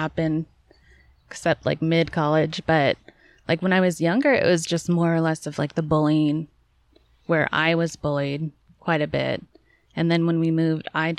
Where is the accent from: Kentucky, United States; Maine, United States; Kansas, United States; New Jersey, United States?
Kansas, United States; also born or lived in St. Louis, Missouri / Chicago, Illinois; I was born in St. Louis, and then in fourth grade, we moved to Chicago, and then in fifth grade, or something like that, maybe third grade, but in fifth grade, we moved to Kansas, and we've been there forever